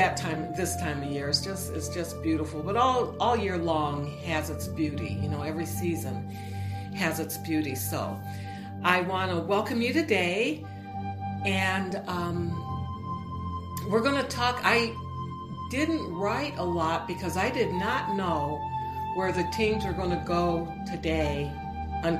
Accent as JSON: {"language": "English", "area": "on Lake Erie", "region": "Midwest", "country": "United States", "tie": "born or raised there", "moved": "yes", "said": "I'm originally from the Midwest, and we had some really wicked cold winters. We were right on one of the Great Lakes, Lake Erie."}